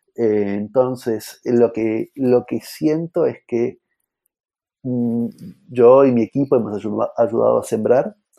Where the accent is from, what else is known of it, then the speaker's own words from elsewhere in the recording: Argentina; somos argentinos